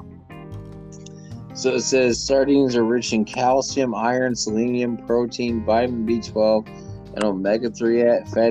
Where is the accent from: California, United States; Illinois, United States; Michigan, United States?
Michigan, United States; Detroit